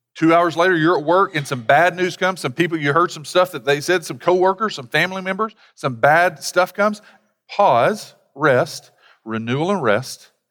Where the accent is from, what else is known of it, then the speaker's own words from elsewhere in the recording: United States; being from an American culture